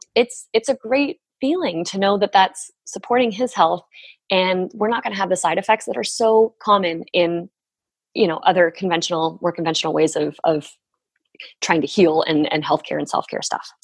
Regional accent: Barrie, Ontario, Canada; moved away as an adult; also born or lived in New York; we moved back up here and have been living in my hometown for the last. Tw- oh gosh, it's 12 years now

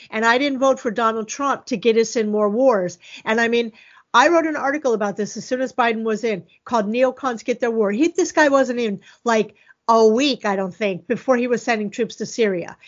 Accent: Florida, United States; I'm from Florida

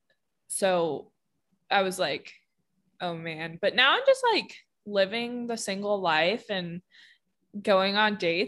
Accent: Pennsylvania, United States; moved away as an adult; I just have no connection to Pennsylvania and no draw to be there or live there

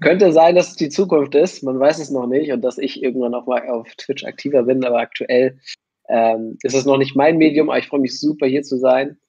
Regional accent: Hamburg, Germany; ich komme aus Hamburg

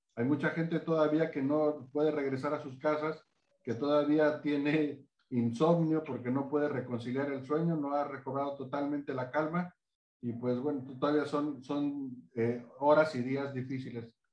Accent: Acapulco, Guerrero, Mexico; quienes somos de Acapulco

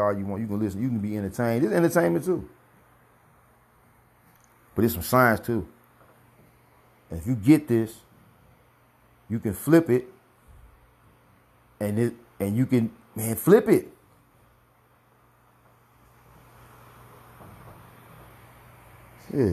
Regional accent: St. Louis, Missouri, United States; also born or lived in Clayton, Missouri; I grew up on the north side of St. Louis

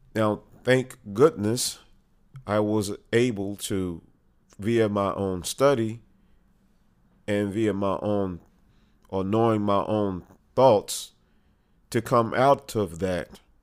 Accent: United States; We as American patriots

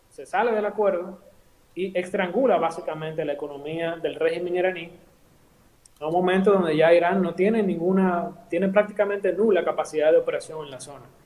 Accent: Dominican Republic; país hay una persona que se llamó eh, Francisco

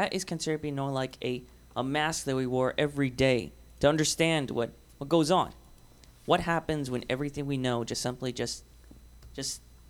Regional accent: Hermosillo, Sonora, Mexico; moved away; Well, I'm actually from Sonora, Hermosillo.

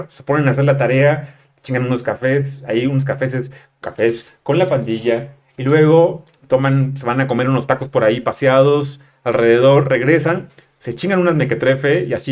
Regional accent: Mexico; moved away; also born or lived in Mexico City; yo soy provinciano, llegué a la Ciudad de México con una caja de cartón con mecates

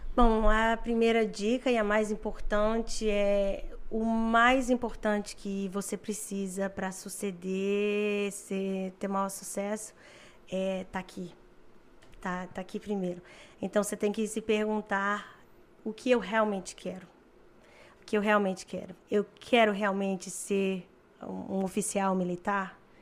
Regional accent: Fortaleza, Ceará, Brazil; moved away as an adult; also born or lived in Collingwood, Canada; now in Canada; eu venho de Fortaleza, lazer lá, dançar forrozinho todo fim de semana e tomar banho de praia no domingo

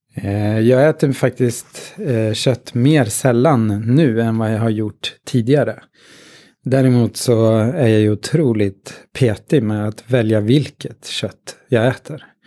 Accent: Katrineholm, Södermanland, Sweden; Jag är um, från Katrineholm, snart 50

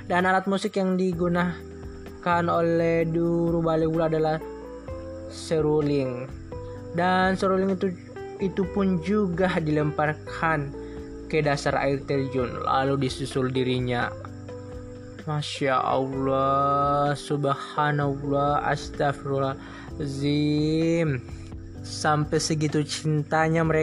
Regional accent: Wawonii Island, Southeast Sulawesi, Indonesia; saya merupakan seorang anak yang lahir dan tumbuh besar di Pulau Wauni, Sulawesi Tenggara kurang lebih 19 tahun.

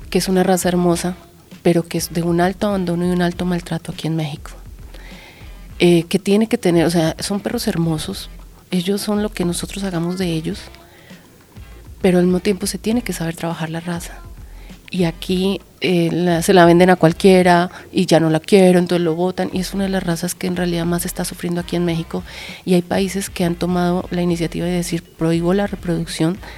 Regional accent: Colombia; Sin embargo, yo soy de Colombia. Eh, y el tema del maltrato animal era muy cercano, o sea, se veía mucho más en Venezuela o hacia esa zona.

